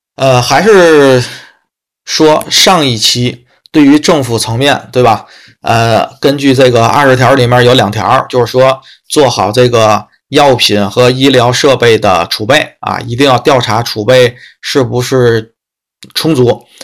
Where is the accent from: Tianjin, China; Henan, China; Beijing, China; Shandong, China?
Tianjin, China; 天津市，啊，嗯，其他城市我，咱这个信息没有过多地去收集什么的，啊，只关注一下天津市，啊，因为是我的家乡嘛